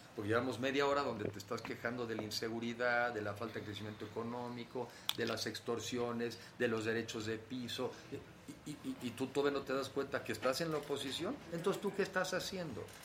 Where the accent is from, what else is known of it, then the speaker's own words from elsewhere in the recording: Mexico; yo sí asumo hoy como mexicano